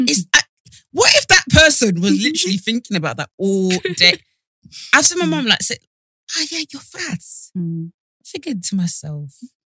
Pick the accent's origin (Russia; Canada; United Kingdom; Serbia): United Kingdom; British people